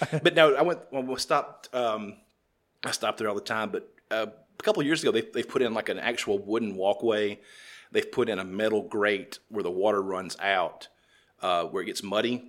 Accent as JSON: {"language": "English", "region": "the South", "country": "United States", "said": "I'm from the South."}